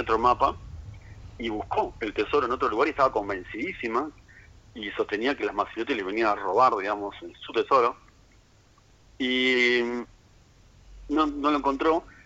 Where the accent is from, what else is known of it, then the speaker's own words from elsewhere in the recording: Montevideo, Uruguay; Soy oriundo de Montevideo